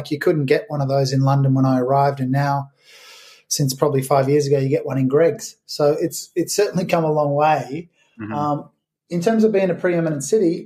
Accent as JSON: {"language": "English", "town": "Melbourne", "region": "Victoria", "country": "Australia", "moved": "yes", "lives_now": "United Kingdom", "said": "I'm imported from Australia, from Melbourne"}